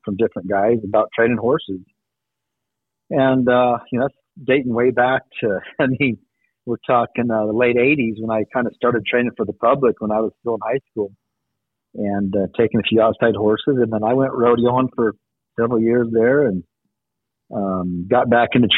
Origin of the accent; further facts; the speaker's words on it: Peoria, Arizona, United States; I grew up in Peoria, Arizona, so just there northwest of Phoenix.